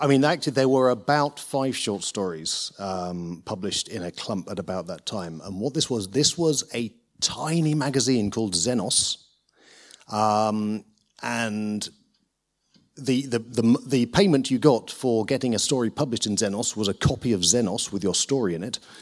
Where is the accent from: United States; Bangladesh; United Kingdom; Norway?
United Kingdom; Lincolnshire, East Midlands; moved away; I grew up in Lincolnshire